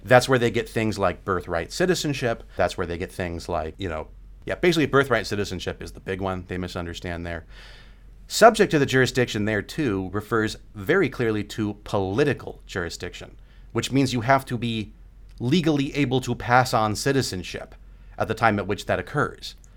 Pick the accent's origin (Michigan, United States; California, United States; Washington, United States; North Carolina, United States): California, United States; I'm from California, you know, we're way out on the West Coast here